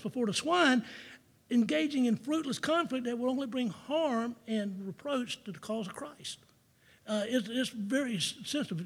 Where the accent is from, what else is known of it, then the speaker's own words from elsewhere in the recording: Jacksonville, Florida, United States; growing up in Jacksonville, Florida